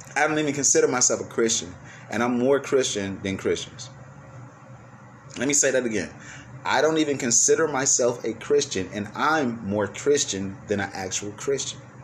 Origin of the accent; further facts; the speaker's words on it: United States; I'm speaking from American point of view.